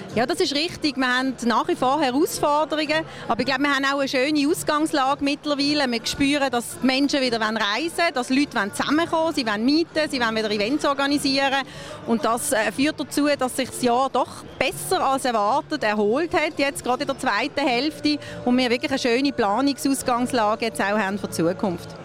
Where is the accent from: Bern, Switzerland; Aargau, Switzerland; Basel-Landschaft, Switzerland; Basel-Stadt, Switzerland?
Basel-Stadt, Switzerland; Basel; also born or lived in Zürich; jetzt wieder hierher zu kommen und meine Heimat dürfen zu vermarkten